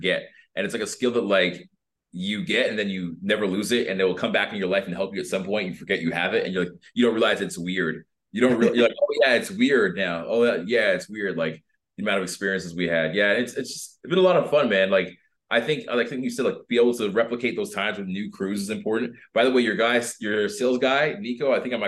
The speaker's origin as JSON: {"language": "English", "country": "Canada", "moved": "as an adult", "said": "I'm a Canadian refugee"}